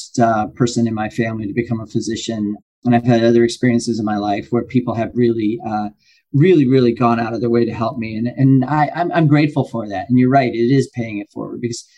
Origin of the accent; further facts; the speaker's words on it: Lima, Ohio, United States; growing up, I was born in Lima, Ohio. We didn't have a lot of money.